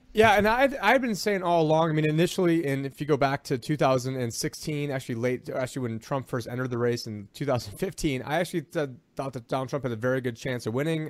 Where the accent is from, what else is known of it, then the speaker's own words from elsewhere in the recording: Syracuse, New York, United States; I'm from Syracuse, New York